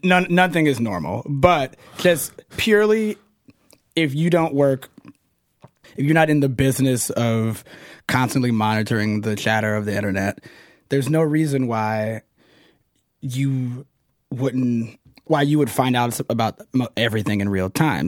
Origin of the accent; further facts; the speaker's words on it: the South, United States; I'm from the South